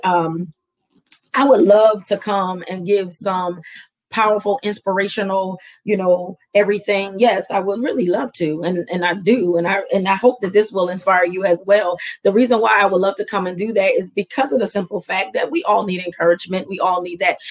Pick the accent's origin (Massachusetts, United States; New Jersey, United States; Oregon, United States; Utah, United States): New Jersey, United States; Camden; moved away; I'm going back to my hometown because that's where I'm born and raised. I'm Camden strong